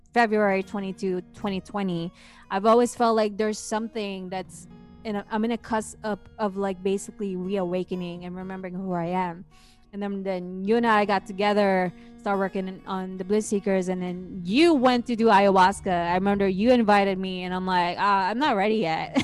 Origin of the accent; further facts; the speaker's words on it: Luzon, Philippines; now in San Francisco Bay Area, United States; I grew up in Luzon, right? Where, that's where Manila is